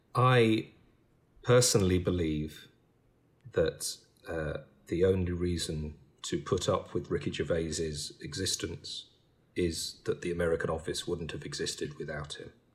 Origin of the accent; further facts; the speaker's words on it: United Kingdom; I'm British